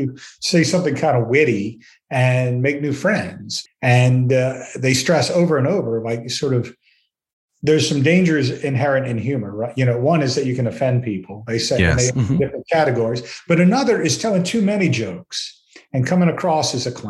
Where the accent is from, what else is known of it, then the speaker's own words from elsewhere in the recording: outside New Orleans, Louisiana, United States; moved away; I grew up outside New Orleans